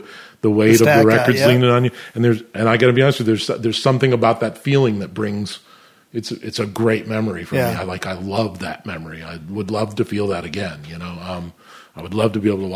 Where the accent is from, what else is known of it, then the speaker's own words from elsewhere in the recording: Scotia, New York, United States; moved away as an adult; also born or lived in Massachusetts / Houston, Texas; we were based in Schenectady, New York, or Scotia, which is the town I actually grew up in. Not the town I was born in, but the town I grew up in, and the town I definitely do call my hometown-ish